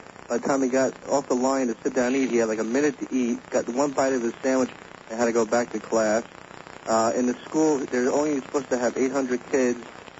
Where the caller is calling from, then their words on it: Margate, Florida, United States; I'm calling from Margate.